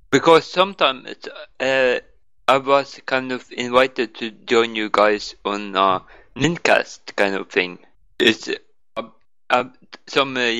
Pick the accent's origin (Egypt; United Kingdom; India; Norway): Norway